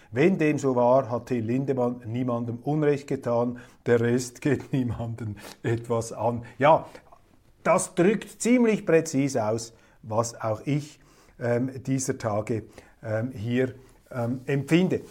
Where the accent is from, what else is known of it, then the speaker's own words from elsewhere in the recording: Zurich, Switzerland; auch als Zürcher. Wir Zürcher